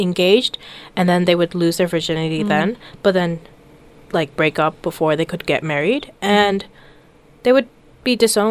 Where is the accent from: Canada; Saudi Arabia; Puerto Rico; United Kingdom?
Saudi Arabia; moved away; growing up in Saudi is more scary